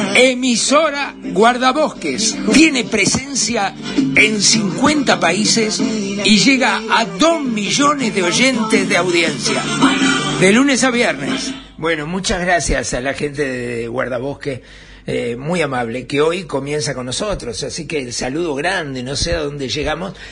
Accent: Uruguay; los únicos perjudicados somos los uruguayos

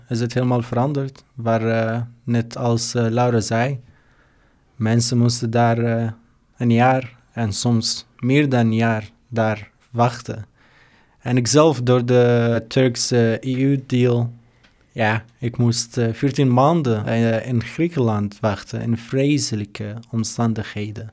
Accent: Syria; Dutch is a second language; moved away as an adult; now in Netherlands; Ik kom uit Syrië

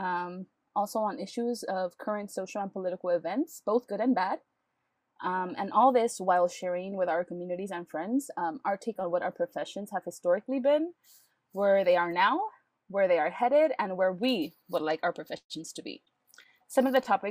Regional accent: Los Angeles, California, United States; I was born, raised, and continue to live in East

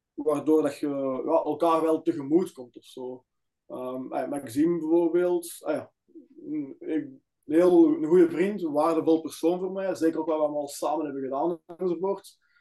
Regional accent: Antwerp area, Flanders, Belgium; Wij zijn allebei van Antwerpen omstreken

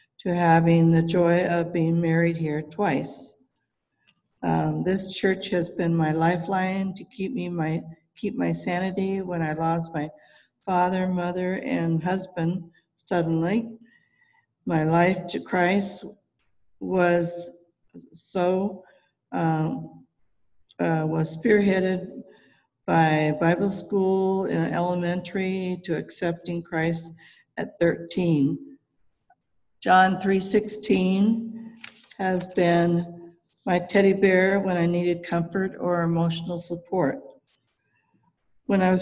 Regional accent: Oceanside, California, United States; also born or lived in San Diego; I was born in San Diego at the original San Diego Children's Hospital. It was called Quintar Hospital at that time. I've lived in Oceanside basically my whole life

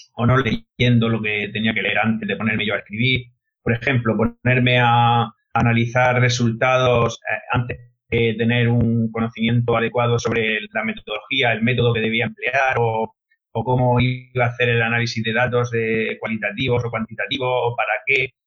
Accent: Molina de Segura, Region of Murcia, Spain; Soy de Molina de Segura, soy maestro de primaria

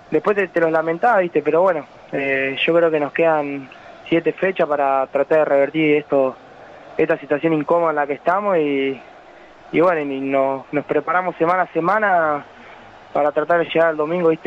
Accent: El Trébol, Santa Fe, Argentina; also born or lived in Venado Tuerto; a los 10 años a vivir allá y bueno, hice todas mis inferiores en un equipo ahí del pueblo en el Trébol

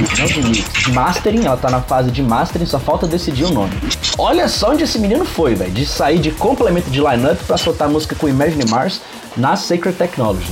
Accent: Brazil; Eu, eu como brasileiro

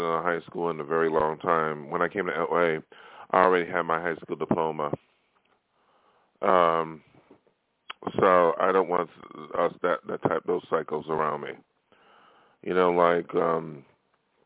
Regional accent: Buffalo, New York, United States; moved away as an adult; now in Los Angeles, United States; my hometown of Buffalo

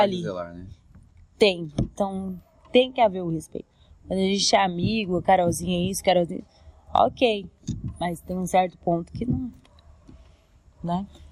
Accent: Cuiabá, Mato Grosso, Brazil; Eu sou cuiabano, mas minha família é de Goiânia, todas

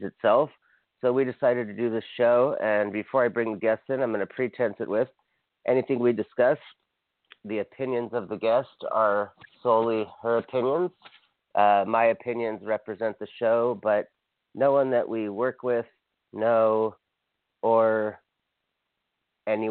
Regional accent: Hawaii, United States; now in Los Angeles, United States; I'm from Hawaii, so I feel it's like a reverse east-west, because Hawaii could not be more different than Los Angeles, the small island I'm from

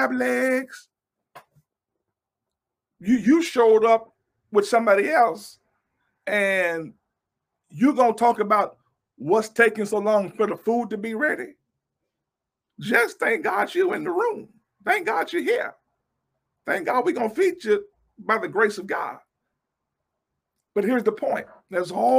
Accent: Louisiana, United States; I'm from Louisiana

